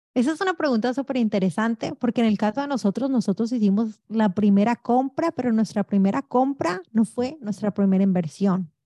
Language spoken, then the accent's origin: Spanish; Colombia; also born or lived in New York / New Jersey; now in United States; mi esposo y yo nacimos en Colombia, llegamos muy jovencitos de este maravilloso país.